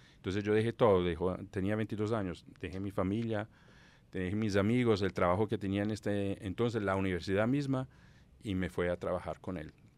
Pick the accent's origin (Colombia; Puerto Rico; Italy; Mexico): Italy; Southern Italy; Spanish is a second language; moved away as an adult; also born or lived in Palermo; al lado opuesto de donde yo nací, en el sur de Italia